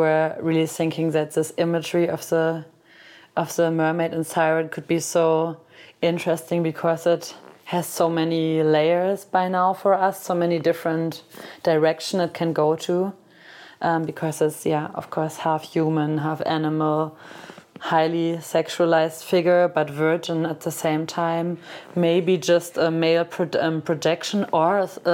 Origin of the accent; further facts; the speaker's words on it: Cologne, North Rhine-Westphalia, Germany; my hometown, which is Cologne.